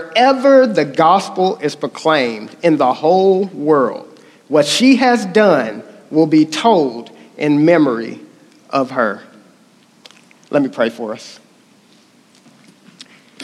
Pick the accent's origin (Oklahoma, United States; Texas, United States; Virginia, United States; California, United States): Oklahoma, United States; accent: country; I'm from Oklahoma